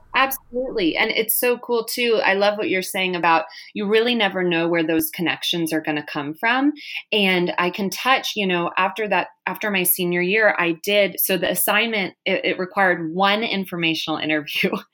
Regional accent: Texas, United States; moved away as an adult; also born or lived in Malibu area, California; now in California, United States; We're originally from Texas

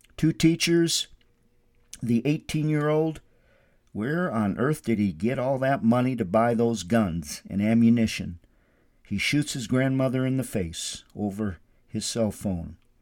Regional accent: Windom, Minnesota, United States; now in Albuquerque, United States; My hometown is Wyndham, Minnesota, where my Christian foundation was built at the American Lutheran Church

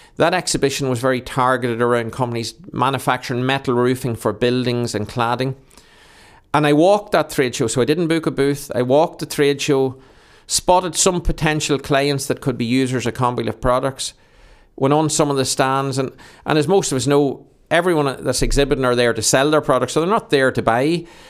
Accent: Monaghan, County Monaghan, Ireland; I've grown up in Monaghan

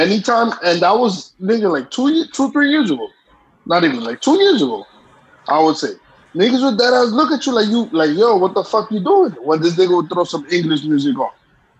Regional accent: New York City, New York, United States; moved away; We came from Brooklyn.

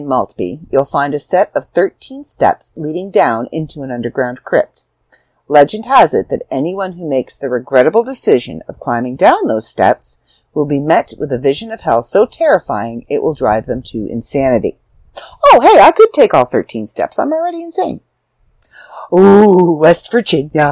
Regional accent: Canada; I'm Canadian

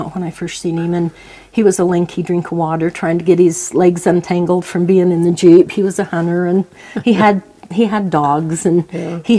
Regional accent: Preston, Idaho, United States; also born or lived in Lewiston, Utah; I was raised in Preston, Franklin County, Idaho, mostly. But they're all within 12 miles of each other, you know.

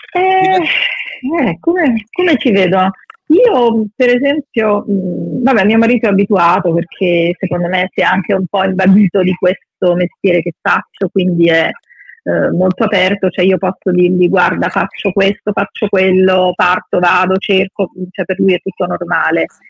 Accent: Matera, Basilicata, Italy; molte amicizie sono nate nell'infanzia, nella giovinezza, a Matera, moltissime, e sono rimaste sempre

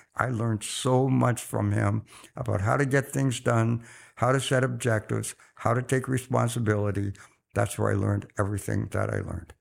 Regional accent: Oxford, South East England, United Kingdom; now in Canada; I was born in Oxford just after the Second World War

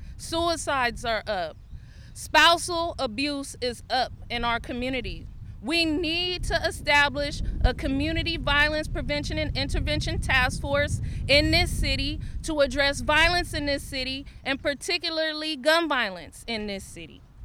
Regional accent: Richmond, California, United States; I grew up in Richmond, um, Richmond, California

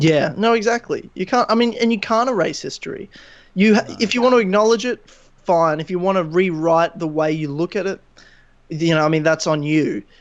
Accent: Queensland, Australia; I'm from Queensland.

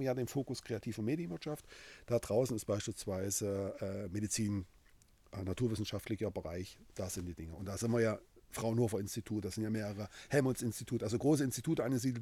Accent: Halle, Saxony-Anhalt, Germany; Ich bin in Halle geboren, ja, original

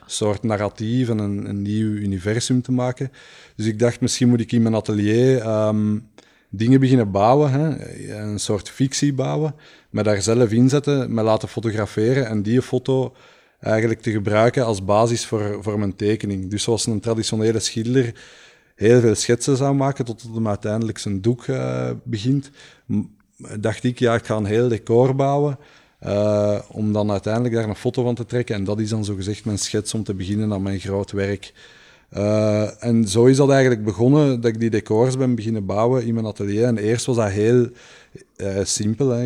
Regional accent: Leuven, Flanders, Belgium; moved away as an adult; also born or lived in Antwerp; omdat ik hier geboren ben

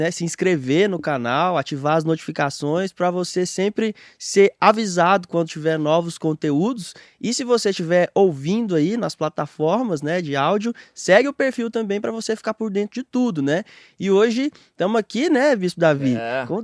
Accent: Aparecida de Goiânia, Goiás, Brazil; eu também sou do Garavelo, oh. de Aparecida de Goiânia.

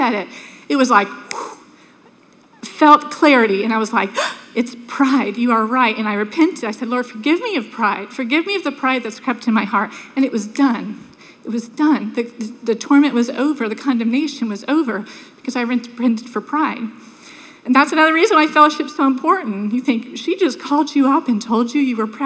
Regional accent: Sanford, United States; When I was a little girl, we grew up in Sanford

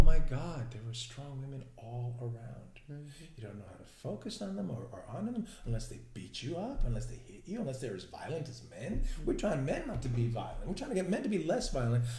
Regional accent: New York City, New York, United States; I'm from New York

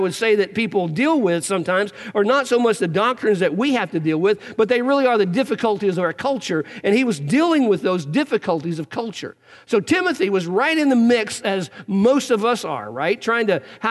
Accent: Eastern Kentucky, United States; I grew up in Eastern Kentucky

